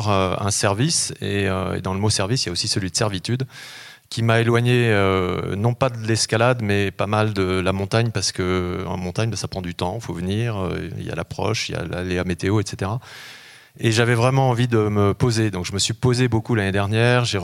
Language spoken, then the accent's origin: French; the Alps, France; avant mon adolescence, dans les, quand j'ai grandi dans les Alpes, dans la bibliothèque de mon grand-père